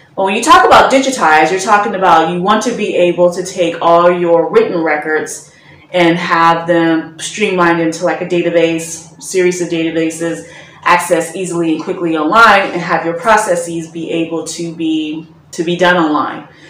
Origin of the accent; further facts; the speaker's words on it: Chicago, Illinois, United States; moved away as an adult; also born or lived in Germany; now in Ghana; I'm coming from Chicago